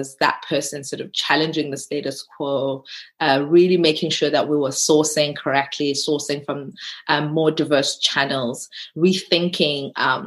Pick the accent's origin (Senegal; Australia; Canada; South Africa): South Africa; as a South African